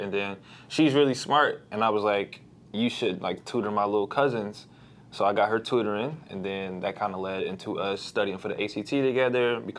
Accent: St. Louis, Missouri, United States; I'm from St. Louis. I grew up just all around St. Louis. Like, I'm not from, like, a certain part.

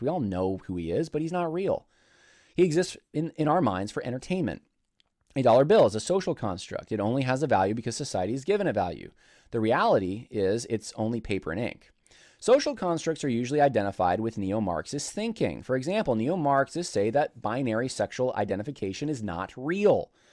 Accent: United States; From, from the United States

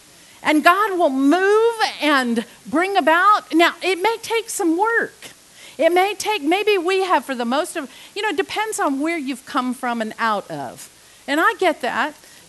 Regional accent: England, United Kingdom; I was raised on them. I was raised several years in England, and salt and vinegar was just like, oh yes.

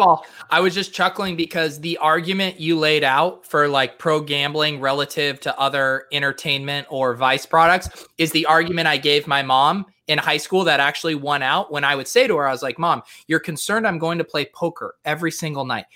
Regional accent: Colorado, United States; I grew up in Colorado

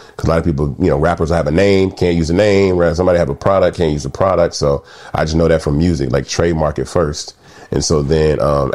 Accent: Atlanta, Georgia, United States; also born or lived in Memphis; So I was born in Memphis, left Memphis at an early age and moved to Atlanta.

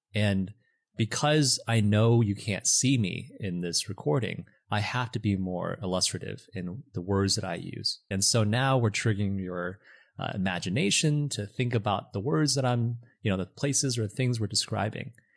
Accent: Michigan, United States; moved away as an adult; also born or lived in China; now in Los Angeles, United States; I was born and raised in China, moved to Michigan when I was seven, and grew up in Michigan.

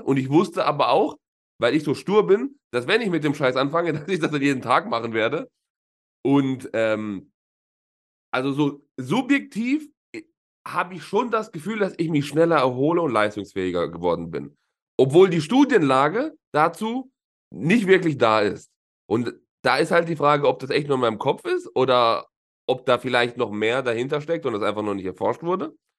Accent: Southern Italy, Italy; moved away; bei uns in, in Süditalien, wo ich herkomme

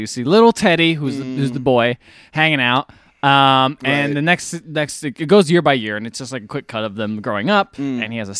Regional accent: United States; As an American

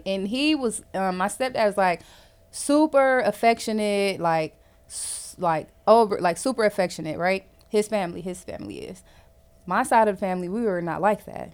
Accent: Cleveland, Ohio, United States; now in Jacksonville, United States; I am originally from Cleveland, Ohio, but I currently live in Jacksonville, Florida

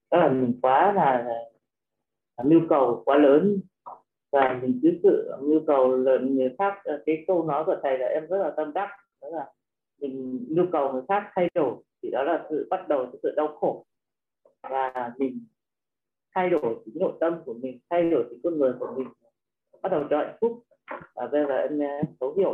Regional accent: Yên Bái, Vietnam; à. à, em xin giới thiệu một chút … và em đến từ tỉnh Yên Bái ạ à, em sinh năm 1980

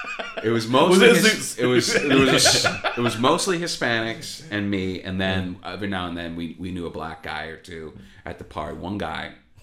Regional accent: Chicago, Illinois, United States; moved away; I mean, like I said, I'm from Chicago.

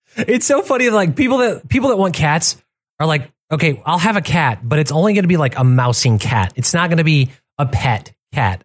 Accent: Michigan, United States; I grew up in in Michigan

